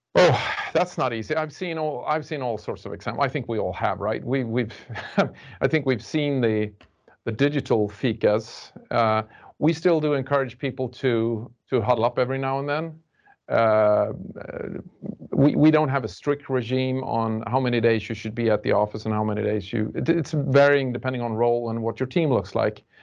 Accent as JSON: {"language": "English", "country": "Sweden", "said": "we're from Sweden and we do it in our culture"}